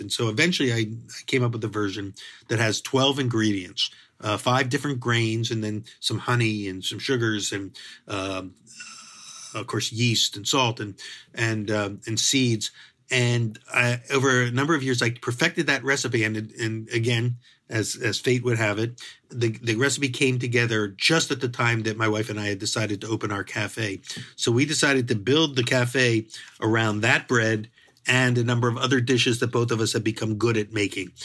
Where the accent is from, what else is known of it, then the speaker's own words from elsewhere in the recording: Philadelphia, Pennsylvania, United States; moved away; I grew up in Philadelphia, which is a good food city